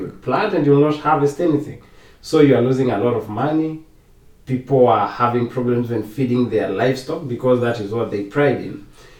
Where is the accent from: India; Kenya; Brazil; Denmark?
Kenya; moved away as an adult; now in Costa Rica; I was born and raised in Kenya